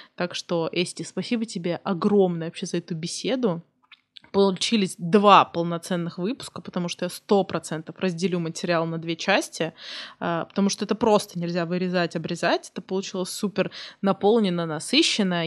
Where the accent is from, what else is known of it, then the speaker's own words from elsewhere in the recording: Kursk, Kursk Oblast, Russia; я из Курска